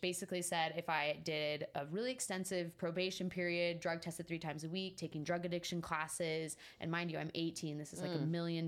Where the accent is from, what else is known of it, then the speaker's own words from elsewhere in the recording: Salt Lake City, Utah, United States; now in Las Vegas, United States; I grew up in Salt Lake City, Utah